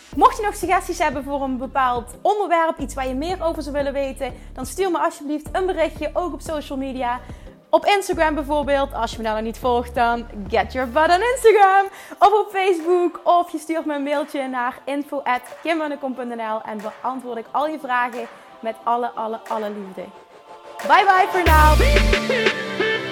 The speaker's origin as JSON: {"language": "Dutch", "region": "Limburg", "country": "Netherlands", "said": "Ik kom uit Limburg, maar ze waarschijnlijk vinden waarschijnlijk mijn accent wel super stom"}